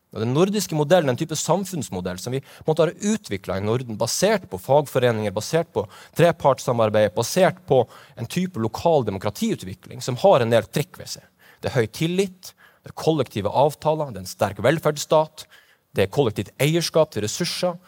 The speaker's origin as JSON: {"language": "Norwegian", "town": "Kirkenes", "region": "Finnmark", "country": "Norway", "said": "Jeg kommer fra Kirkenes"}